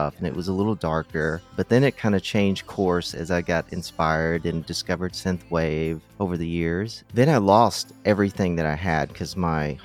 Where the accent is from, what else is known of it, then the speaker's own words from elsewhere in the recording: Kentucky, United States; also born or lived in San Francisco; now in Los Angeles, United States; I'm from Kentucky